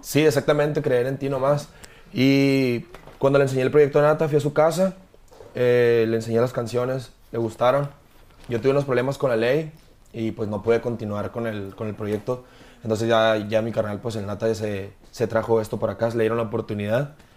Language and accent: Spanish; Hermosillo, Sonora, Mexico; moved away as an adult; Yo soy de Hermosillo, Sonora, soy nacido en Hermosillo, Sonora.